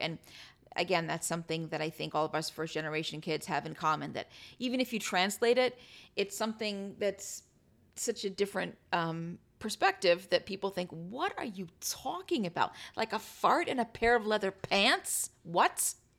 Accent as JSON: {"language": "English", "country": "United States", "said": "as an American"}